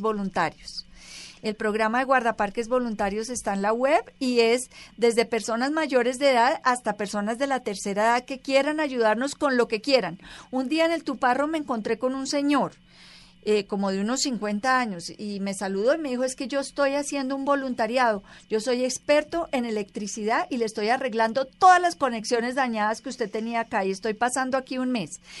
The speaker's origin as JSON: {"language": "Spanish", "country": "Colombia", "said": "como colombianos"}